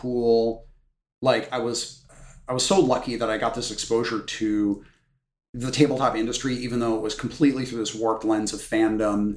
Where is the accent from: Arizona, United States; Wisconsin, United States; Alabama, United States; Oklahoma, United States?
Wisconsin, United States; I grew up in Wisconsin